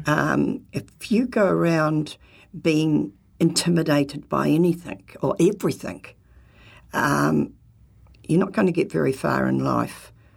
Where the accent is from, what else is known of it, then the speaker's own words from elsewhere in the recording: New Zealand; being a typical Kiwi